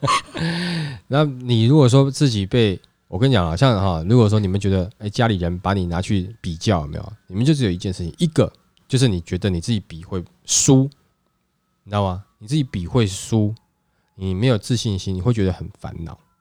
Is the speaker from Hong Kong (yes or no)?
no; Hsinchu, Taiwan; moved away; 我是新竹人呐，我老家是在新竹啦